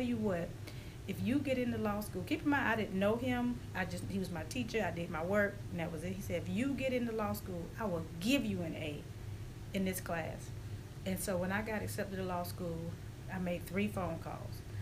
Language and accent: English; Augusta, Georgia, United States; playing at the park is where I grew up here in Augusta